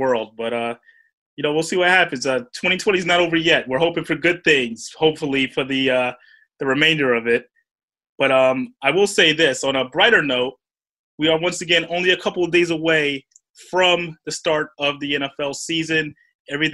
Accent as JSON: {"language": "English", "region": "New York", "country": "United States", "said": "I'm from New York"}